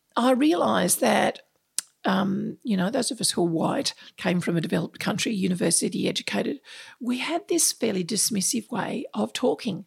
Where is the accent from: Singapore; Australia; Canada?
Australia; Sydney, New South Wales; moved away as an adult; now in Melbourne, Australia; I grew up in Sydney, in the Sutherland Shire